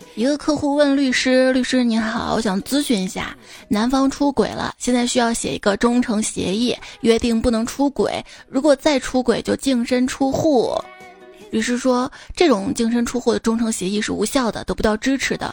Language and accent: Chinese; Xi'an, Shaanxi, China; 我作为一个西安人啊，西安菜很好吃